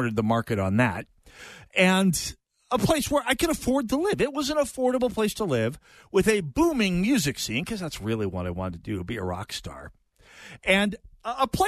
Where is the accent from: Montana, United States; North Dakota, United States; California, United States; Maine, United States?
North Dakota, United States; moved away as an adult; also born or lived in Jamestown, North Dakota; now in Twin Cities, United States; my hometown of North Dakota